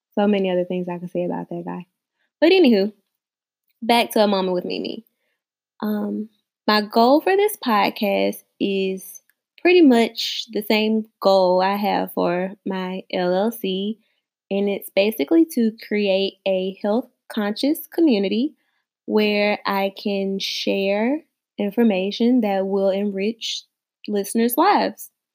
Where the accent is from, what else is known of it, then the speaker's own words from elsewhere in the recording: the South, United States; I am a woman from the South